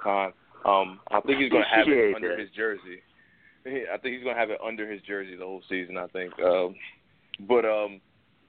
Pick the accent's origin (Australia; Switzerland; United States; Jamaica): Jamaica; I'm from Jamaica